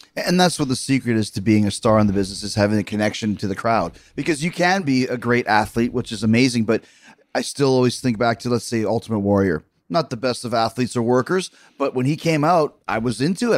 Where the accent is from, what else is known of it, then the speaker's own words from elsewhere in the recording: Winnipeg, Manitoba, Canada; also born or lived in Manhasset, New York; I, I grew up watching wrestling in Winnipeg